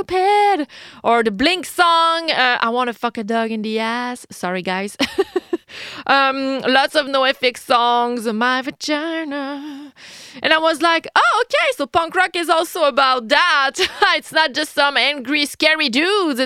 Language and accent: English; Quebec City, Quebec, Canada; I'm a Québécoise from Quebec City, Canada.